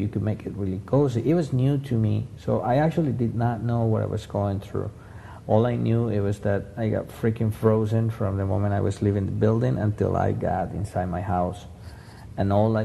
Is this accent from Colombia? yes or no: yes; Colombia; moved away as an adult; I was born in Colombia, kind of tropical.